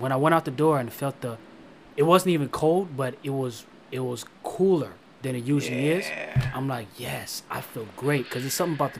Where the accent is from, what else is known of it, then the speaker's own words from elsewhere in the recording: Florida, United States; I'm from Florida. It's hot